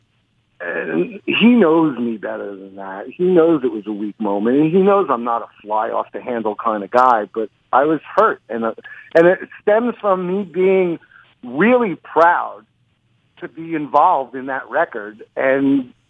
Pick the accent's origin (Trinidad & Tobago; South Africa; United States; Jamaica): United States; New York; accent: New York; I'm from New York. It comes with the accent.